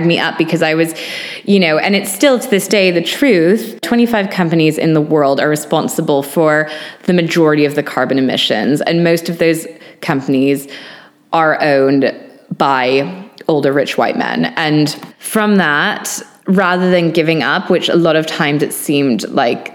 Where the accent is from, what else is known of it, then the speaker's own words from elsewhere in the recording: Maine, United States; now in London, United Kingdom; growing up in Maine and in nature